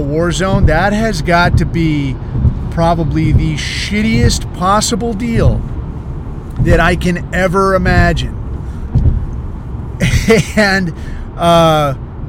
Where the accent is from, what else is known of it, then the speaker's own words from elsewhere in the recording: United States; I'm American